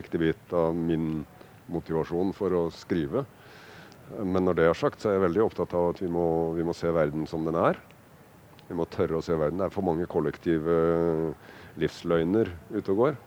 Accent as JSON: {"language": "Norwegian", "town": "Kragerø", "region": "Telemark", "country": "Norway", "tie": "born or raised there", "said": "jeg vokste opp i Kragerø"}